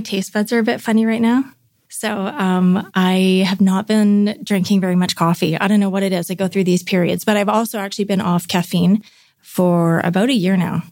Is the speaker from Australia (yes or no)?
no; North Vancouver, British Columbia, Canada; grew up in North Vancouver. Yeah, a suburb outside of Vancouver in British Columbia, Canada.